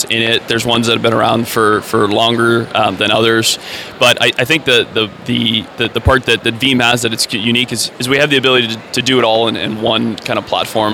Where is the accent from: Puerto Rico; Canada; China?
Canada; I'm a Canadian